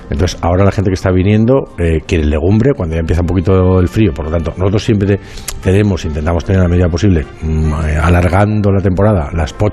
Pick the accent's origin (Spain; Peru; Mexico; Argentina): Spain; Casalarreina, La Rioja; en mi pueblo Casa la Reina también hay un monasterio